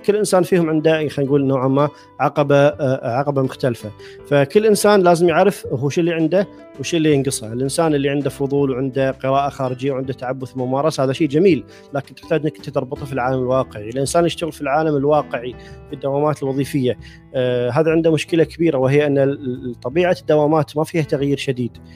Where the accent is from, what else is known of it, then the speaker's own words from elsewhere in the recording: Kuwait; من الكويت